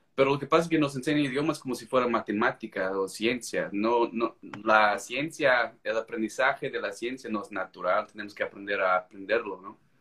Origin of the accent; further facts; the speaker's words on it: United States; first language English; Spanish is a second language; soy americano, pues creo que se me nota